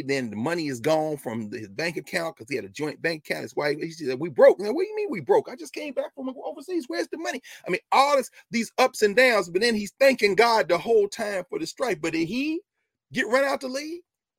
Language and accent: English; South Carolina, United States; I'm Gullah Geechee from South Carolina. I don't play.